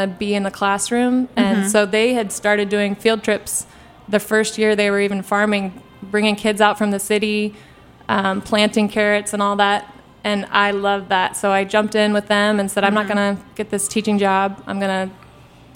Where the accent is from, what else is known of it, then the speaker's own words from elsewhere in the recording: Bremerton, Washington, United States; moved away as an adult; also born or lived in Bainbridge Island, Washington / Kenya; now in Maryland, United States; growing up in Bremerton and Bainbridge Island, Washington